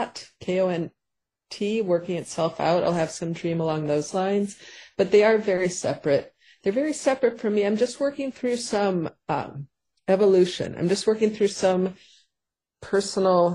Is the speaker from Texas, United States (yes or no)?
no; Paynesville, Minnesota, United States; also born or lived in St. Cloud, Minnesota; my hometown where we moved after St. Cloud of Painesville, Minnesota.